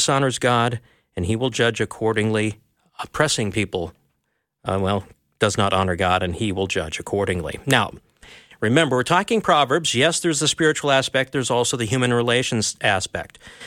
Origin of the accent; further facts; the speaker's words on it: Minnesota, United States; I'm a Minnesotan, which is kind of a colder northern part of the U.S.